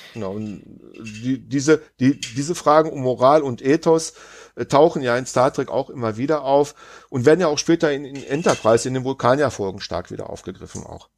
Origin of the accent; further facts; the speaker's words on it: Germany; als, als Deutscher